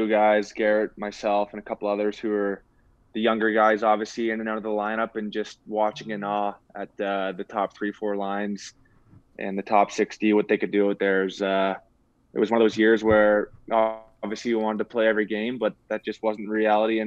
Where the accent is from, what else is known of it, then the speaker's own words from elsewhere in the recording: Brantford, Ontario, Canada; also born or lived in Turkey Point / Guelph; born and raised in Brantford, played in Brantford